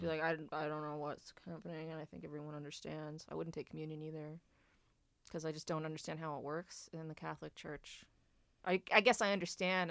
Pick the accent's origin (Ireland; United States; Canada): Canada; New Brunswick; we are from New Brunswick